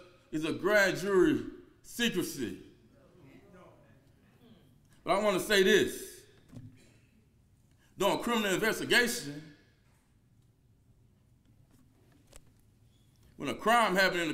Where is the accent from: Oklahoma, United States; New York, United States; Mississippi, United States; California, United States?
Mississippi, United States; Aberdeen; I'm from Aberdeen, Mississippi. I grew up in poverty. A single mother of four raised me by the Tombigbee River.